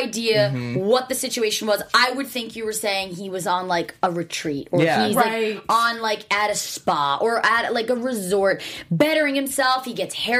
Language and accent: English; New Jersey, United States; I'm from Jersey